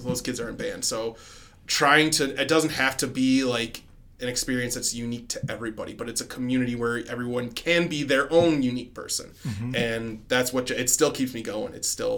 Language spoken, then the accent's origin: English; Lombard, Illinois, United States; moved away; back in the suburbs of Illinois. I'm from Lombard, which is about half hour northwest of Chicago